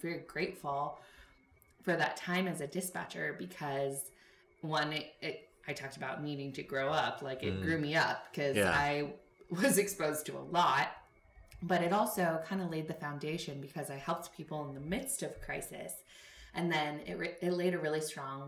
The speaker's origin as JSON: {"language": "English", "town": "Los Angeles", "region": "California", "country": "United States", "said": "I'm from"}